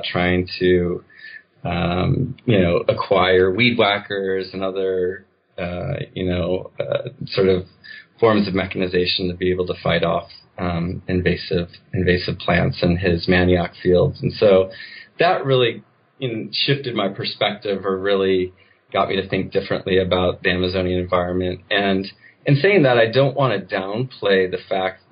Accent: United States; growing up in the United States

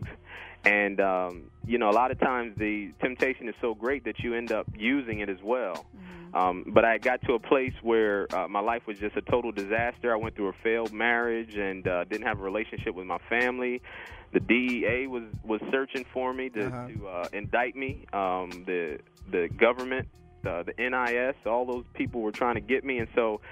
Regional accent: Harrisburg, Pennsylvania, United States; moved away as an adult; also born or lived in Virginia; I'm originally from Harrisburg, Pennsylvania, or I grew up in Harrisburg, Pennsylvania

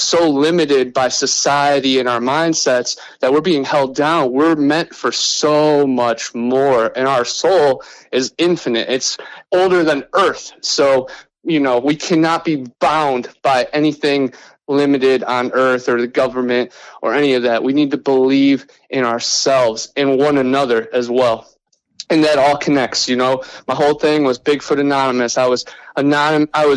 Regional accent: Cleveland, Ohio, United States; moved away as an adult; also born or lived in Lakeland, Florida; now in Florida Panhandle, United States; I'm originally from Cleveland, Ohio, right on Lake Erie. But now I live in Florida in the Panhandle. And you know, I grew up right on in Ohio

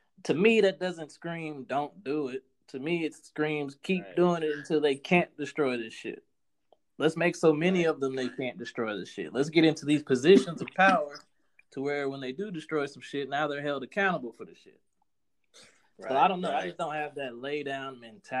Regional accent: United States; We're Black Americans

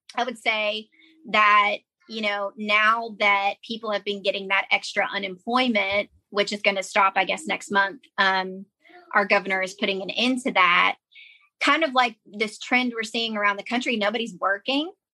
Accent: United States; moved away as an adult; growing up in Johnson County

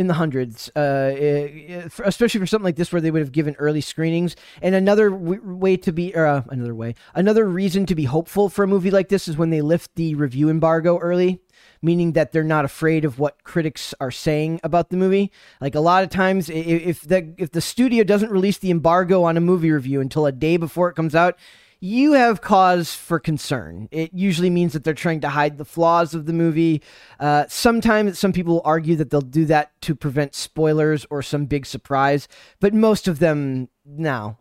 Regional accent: Minnesota, United States; I'm from Minnesota

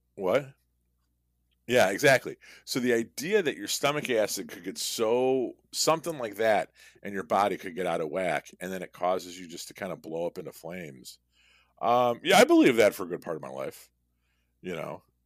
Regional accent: Chicago, Illinois, United States; We're both from Chicago

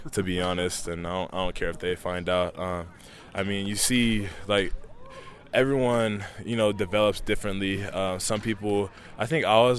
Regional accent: Los Angeles, California, United States; growing up in Pedro, everyone's like a USC fan

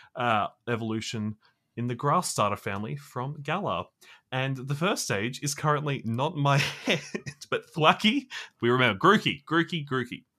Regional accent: Australia; as an Australian

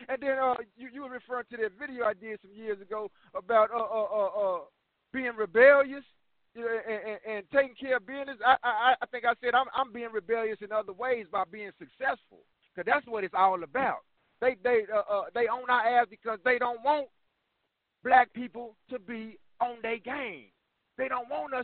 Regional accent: Texas, United States; I'm from Texas

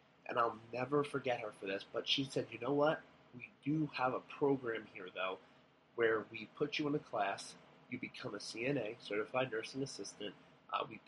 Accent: Long Island, New York, United States; moved away as an adult; also born or lived in Buffalo, New York; I'm from Long Island. I'm a city man

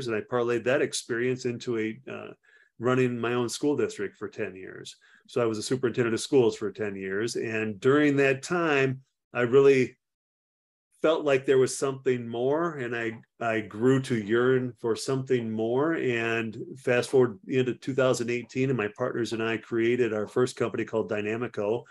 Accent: Platteville, Wisconsin, United States; also born or lived in Frankfurt, Germany / Fort Devens, Massachusetts / Panama; I grew up in Platteville, Wisconsin, and right after high school, I went in the Army

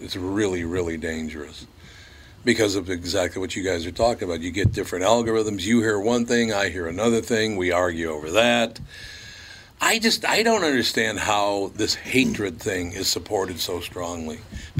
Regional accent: Long Prairie, Minnesota, United States; born there; even though I was born in Long Prairie, Minnesota, I'm just grateful that I wasn't born in Somalia.

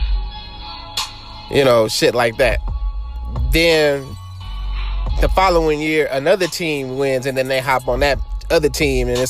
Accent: Los Angeles, California, United States; I grew up in Los Angeles

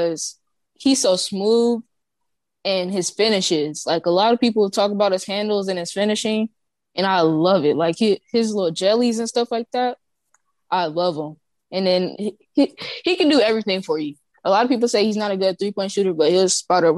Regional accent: Atlanta, Georgia, United States; I am from Atlanta

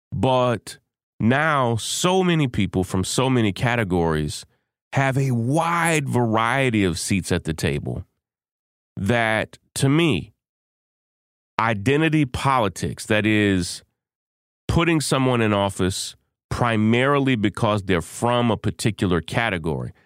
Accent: Kentucky, United States; the state of Kentucky, my home state.

